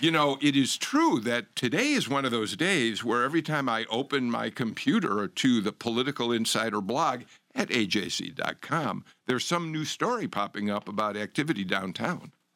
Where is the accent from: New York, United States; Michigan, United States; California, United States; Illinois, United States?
Illinois, United States; Chicago; now in Georgia, United States; I'm from Chicago